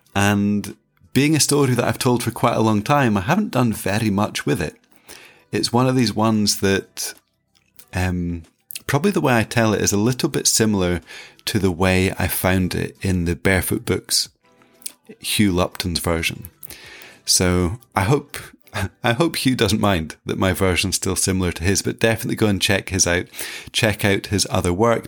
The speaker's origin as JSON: {"language": "English", "town": "Inverness", "region": "Scotland", "country": "United Kingdom", "tie": "born or raised there", "said": "So I was eighteen, I had lived in Inverness in the north of Scotland all my life."}